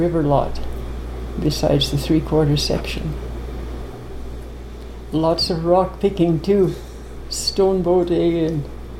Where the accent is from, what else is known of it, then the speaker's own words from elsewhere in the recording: High Prairie, Alberta, Canada; High Prairie, Alberta. It's about 250 miles northwest of Edmonton, approximately.